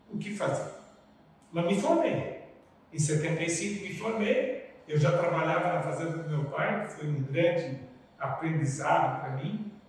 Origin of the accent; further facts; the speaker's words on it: São Roque, São Paulo, Brazil; moved away as an adult; now in Rondônia, Brazil; eu sou de São Roque, uhum. estado de São Paulo, que fica 50 quilômetros de São Paulo.